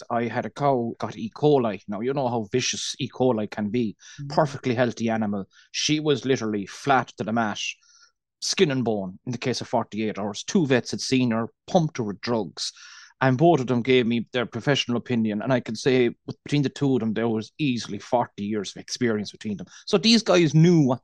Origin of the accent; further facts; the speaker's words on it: Cork, Munster, Ireland; accent: Irish, Cork; I'm from Cork, the south of Ireland. And as you said, with the Irish accent, Cork in particular, we speak very fast